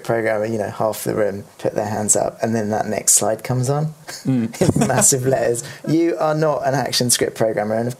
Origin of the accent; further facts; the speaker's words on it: Brighton, South East England, United Kingdom; it was my hometown